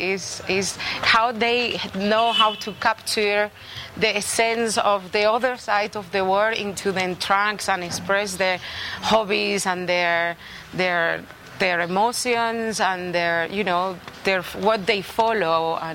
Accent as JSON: {"language": "English", "town": "Madrid", "region": "Community of Madrid", "country": "Spain", "said": "that I'm from Spain, from Madrid"}